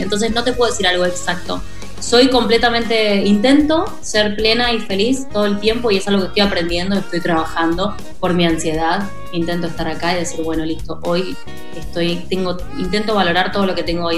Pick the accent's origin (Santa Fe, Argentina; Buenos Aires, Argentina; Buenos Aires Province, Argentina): Santa Fe, Argentina; Rosario; nací en Rosario.